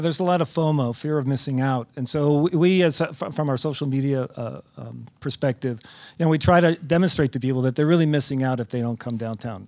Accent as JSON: {"language": "English", "town": "Chicago", "region": "Illinois", "country": "United States", "said": "we're all from Chicagoland. We're all very proud of our city"}